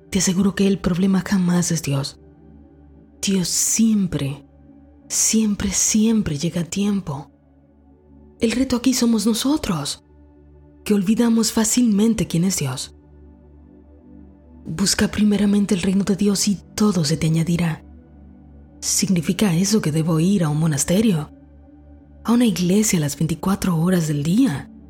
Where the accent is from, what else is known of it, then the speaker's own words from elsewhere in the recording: Dominican Republic; moved away as an adult; aún vivía en mi país, República Dominicana, y era un perfecto comienzo para mi carrera